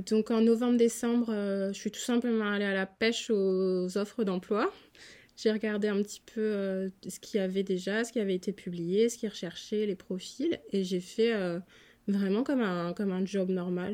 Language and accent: French; Strasbourg, Grand Est, France; moved away as an adult; now in Philadelphia, United States; je suis originaire de Strasbourg en Alsace